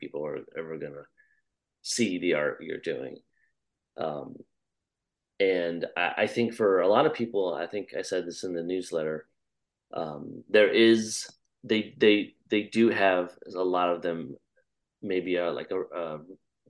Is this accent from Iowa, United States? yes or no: yes; Iowa, United States; I grew up in Iowa, and just seeing how there's just nothing and there's just a flat, endless horizon